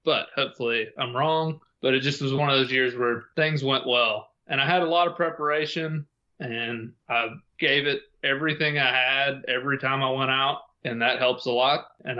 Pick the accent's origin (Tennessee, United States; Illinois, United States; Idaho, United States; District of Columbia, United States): Tennessee, United States; Tennessee, which is my home state.